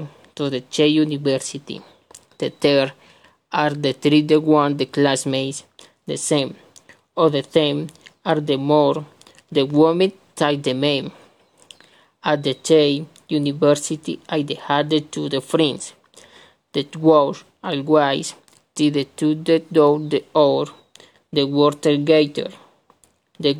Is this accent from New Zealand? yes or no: no; Acevedo, Huila, Colombia; English is a second language; I am from Colombia. I live in Acevedo. It is the municipality of the Huila.